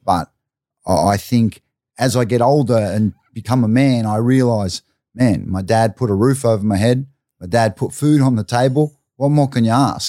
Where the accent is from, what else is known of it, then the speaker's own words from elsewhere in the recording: Brisbane, Queensland, Australia; I grew up, I grew up in Stafford or Everton Park, Stafford, uh, suburb of North Brisbane